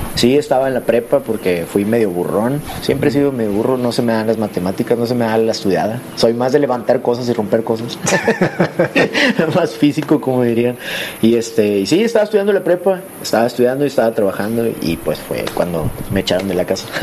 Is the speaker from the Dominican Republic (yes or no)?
no; San Nicolás de los Garza, Nuevo León, Mexico; crecí allá en San Nicolás con mis papás